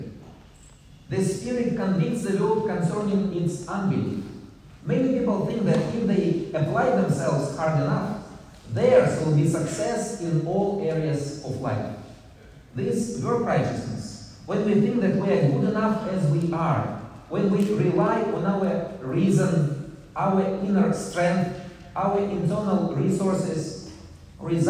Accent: Russia; I come from Russia.

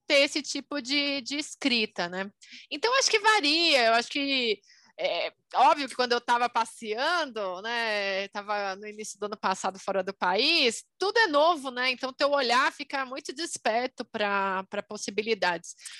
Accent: Brazil; sou brasileira e economista

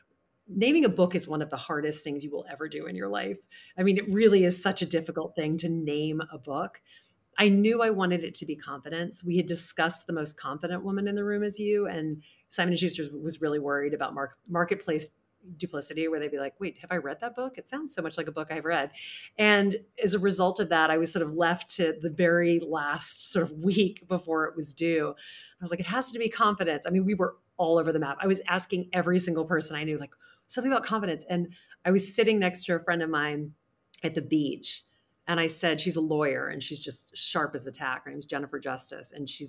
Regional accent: the South, United States; I grew up in the South. It's all about, you know, you catch more bees with honey.

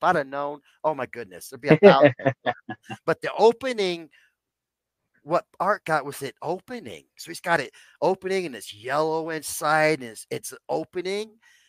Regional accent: Nebraska, United States; now in Estes Park, United States; A lady wanted some help and her museum in Nebraska, and I'm a Nebraskan.

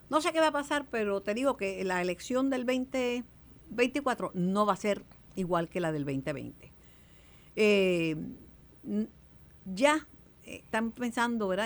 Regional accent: Mayagüez, Puerto Rico; mi pueblo de Mayagüez

